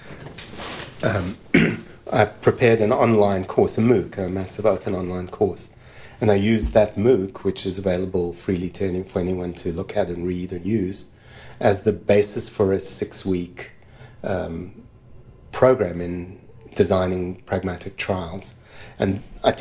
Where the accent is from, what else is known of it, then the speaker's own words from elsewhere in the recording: South Africa; moved away as an adult; now in Canada; I moved from South Africa to Canada